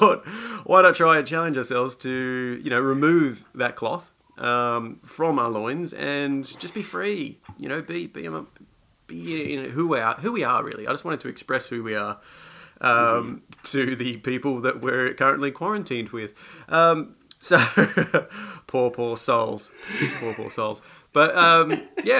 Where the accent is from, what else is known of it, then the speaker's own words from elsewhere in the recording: Australia; moved away; I grew up in Australia.